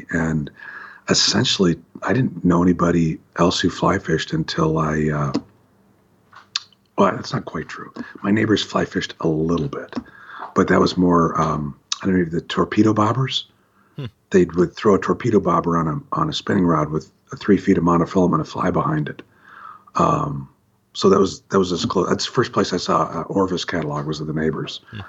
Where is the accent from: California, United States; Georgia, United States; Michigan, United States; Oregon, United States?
Oregon, United States; Hillsboro; also born or lived in Walla Walla / Nampa; I grew up all around the Pacific Northwest. I was born in Hillsboro, and we lived in Walla Walla and Nampa, and back to Hillsboro.